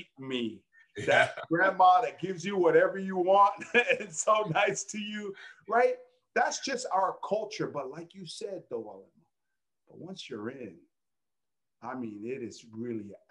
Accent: Pomona, California, United States; growing up in Pomona

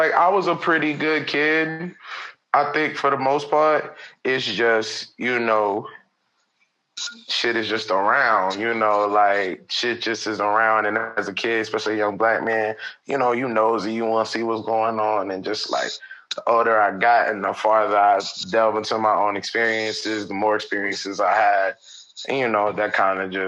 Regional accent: New York City, New York, United States; also born or lived in Jersey City, New Jersey / East Orange, New Jersey; I'm from Brooklyn, New York, East New York

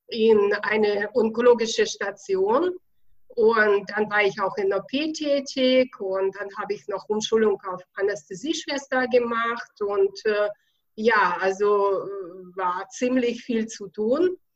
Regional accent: Bavaria, Germany; accent: Bavarian; bin seit 28 Jahren hier in Deutschland in Bayern. Deswegen kommt ja auch dazu ein bisschen mein bayerischer Akzent, aber da muss man einfach durch.

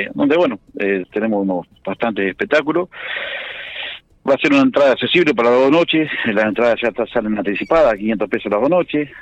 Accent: La Pampa, Argentina; como pampeanos y como argentinos

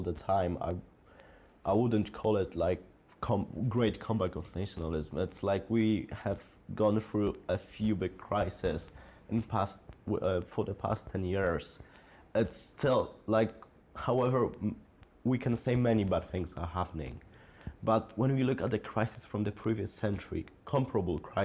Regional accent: Poland; now in Edinburgh, United Kingdom; the little boy from a small town, small Polish town

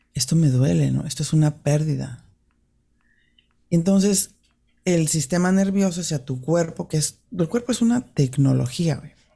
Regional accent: Mexico City, Mexico; yo crecí en el DF

